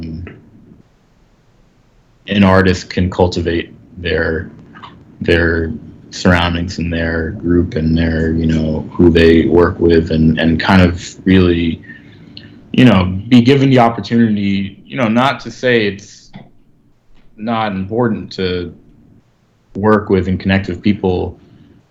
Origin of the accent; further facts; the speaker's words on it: New York, United States; I was coming from Park Slope